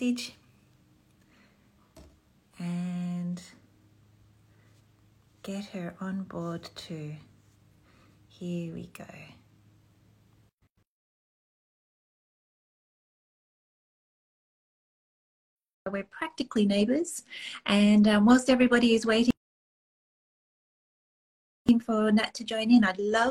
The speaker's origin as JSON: {"language": "English", "country": "Australia", "moved": "as an adult", "lives_now": "Canada", "said": "I'm originally from Australia, and I came over under totally different circumstances."}